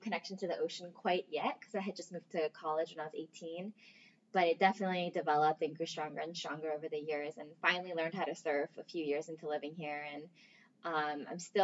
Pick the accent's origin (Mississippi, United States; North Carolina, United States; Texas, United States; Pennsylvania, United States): Pennsylvania, United States; Philadelphia; now in Hawaii, United States; I'm actually born and raised in Pennsylvania